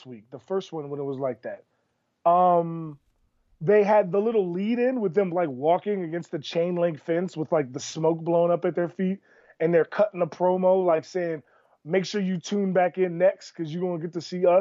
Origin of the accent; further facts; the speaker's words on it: United States; growing up in America as a poor minority